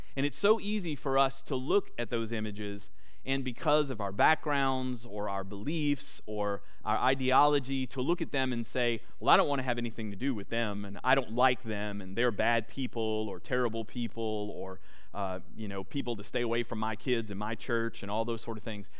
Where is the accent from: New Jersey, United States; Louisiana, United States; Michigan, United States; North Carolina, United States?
Louisiana, United States; moved away as an adult; now in Texas, United States; But I'm actually from Louisiana